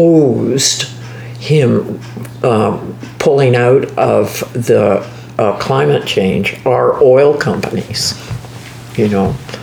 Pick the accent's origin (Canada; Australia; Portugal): Canada; sitting here as a Canadian.